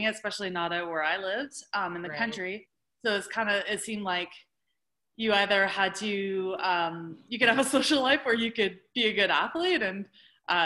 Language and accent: English; New Brunswick, Canada; so I grew up in New Brunswick. Rural, lived on a horse farm